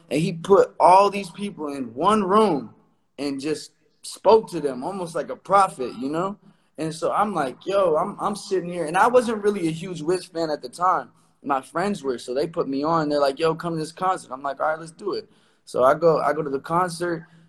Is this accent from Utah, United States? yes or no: no; Omaha, Nebraska, United States; moved away as an adult; now in Los Angeles, United States; I'm from Omaha, Nebraska.